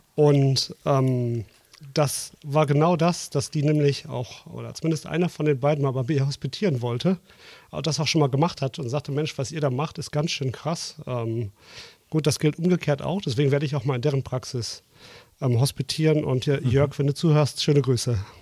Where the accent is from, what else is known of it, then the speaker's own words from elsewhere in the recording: Dortmund, North Rhine-Westphalia, Germany; moved away; also born or lived in Hesse; Ich bin ja Großstädter. Ich komme aus Dortmund. Mhm. Ab und zu hört man es vielleicht ein bisschen raus.